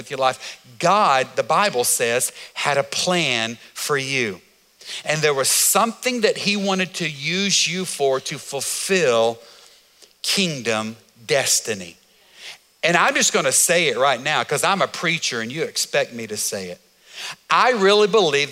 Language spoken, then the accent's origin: English; United States; as an American